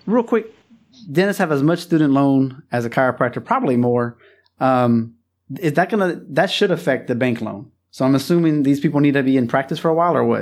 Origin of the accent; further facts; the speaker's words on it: Louisiana, United States; also born or lived in China; It's my home state